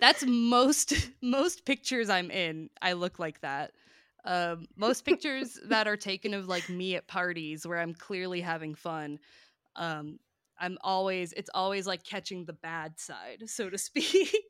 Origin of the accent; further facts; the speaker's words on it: Hoboken, New Jersey, United States; My hometown is Hoboken, New Jersey